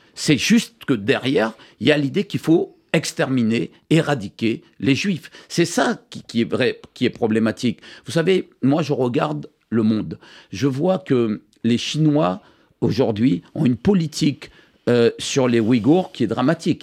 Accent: Guadeloupe, France; je suis guadeloupéen, 100% français, je suis simplement d'origine libanaise

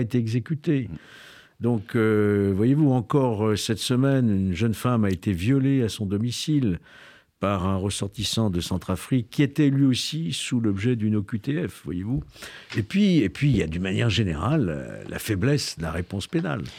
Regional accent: Lyon, Auvergne-Rhône-Alpes, France; Je suis lyonnais.

